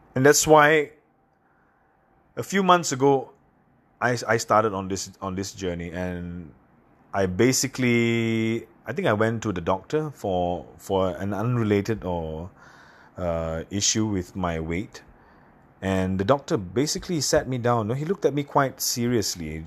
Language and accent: English; Singapore; I come from a little island in Southeast Asia called Singapore